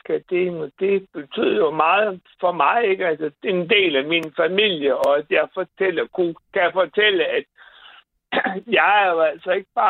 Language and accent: Danish; Bosnia & Herzegovina; now in Denmark; Jeg kommer jo fra Bosnien